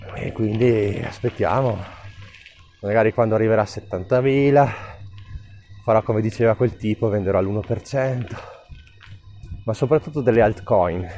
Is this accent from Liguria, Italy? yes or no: no; Trentino-Alto Adige, Italy; born or raised there